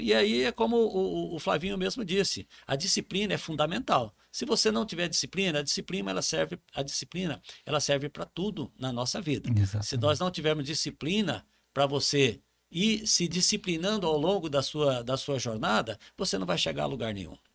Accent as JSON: {"language": "Portuguese", "town": "Campo Grande", "region": "Mato Grosso do Sul", "country": "Brazil", "moved": "as an adult", "lives_now": "Rondônia, Brazil", "said": "eu sou de Campo Grande"}